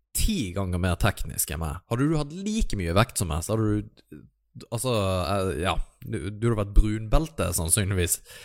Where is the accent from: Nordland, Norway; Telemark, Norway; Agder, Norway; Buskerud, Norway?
Agder, Norway; Kristiansand; Kristiansand, der jeg er fra